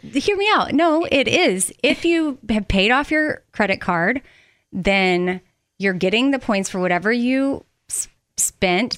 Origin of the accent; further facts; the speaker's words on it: Texas, United States; growing up in Texas